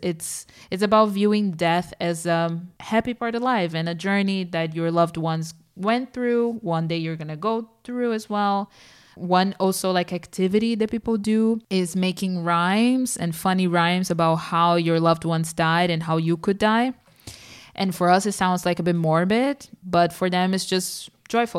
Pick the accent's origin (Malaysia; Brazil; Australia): Brazil; moved away; Growing up in Brazil